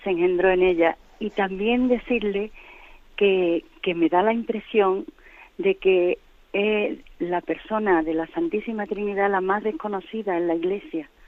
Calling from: Madrid, Community of Madrid, Spain; Buenos días … de Madrid.

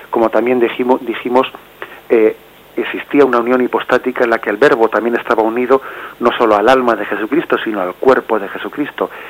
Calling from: Madrid, Community of Madrid, Spain; de Madrid.

